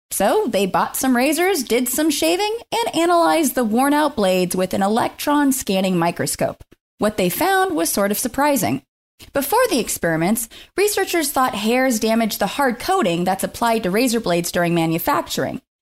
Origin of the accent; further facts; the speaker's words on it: Scotland, United Kingdom; I'm a Scottish lady